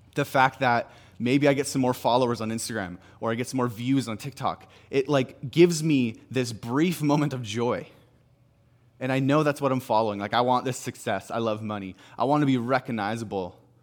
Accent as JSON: {"language": "English", "town": "Salmon Arm", "region": "British Columbia", "country": "Canada", "moved": "as an adult", "lives_now": "Kelowna, Canada", "said": "I'm from Sam and Arm."}